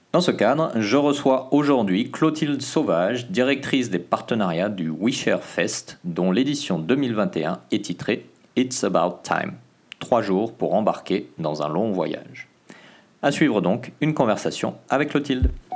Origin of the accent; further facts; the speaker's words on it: French Polynesia; chez nous, en Polynésie